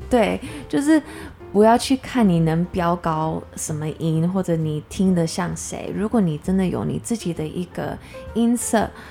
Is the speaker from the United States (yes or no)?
yes; United States; now in Taiwan; 小时候在美国出生长大